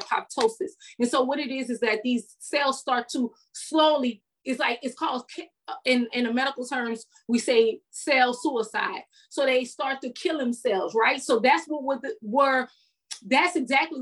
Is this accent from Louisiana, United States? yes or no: yes; New Orleans, Louisiana, United States; moved away as an adult; now in Houston, United States; I'm from New Orleans, so we out in the street till 6 o'clock in the morning.